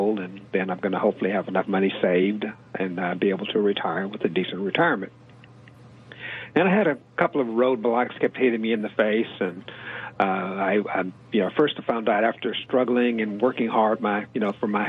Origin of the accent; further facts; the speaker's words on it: Houston, Texas, United States; I grew up actually in Houston, went through high school, college, everything here